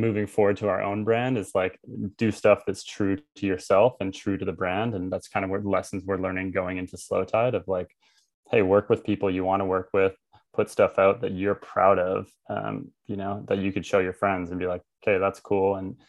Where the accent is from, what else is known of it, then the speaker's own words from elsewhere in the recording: Tofino, British Columbia, Canada; Like I'm from Tofino.